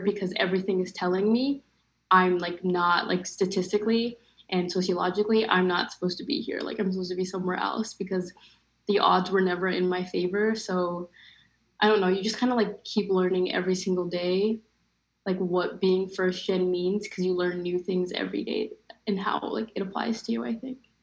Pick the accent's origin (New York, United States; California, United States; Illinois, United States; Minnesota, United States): Minnesota, United States; moved away as an adult; now in Georgia, United States; I came from Minnesota, which is a completely different environment from Georgia. I like Minnesota had a really big Somali population, so I was always kind of surrounded with people that were culturally similar to me.